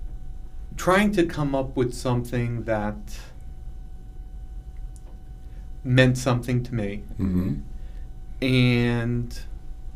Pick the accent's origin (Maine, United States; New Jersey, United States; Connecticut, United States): Connecticut, United States; Hamden; I grew up in Hamden, Connecticut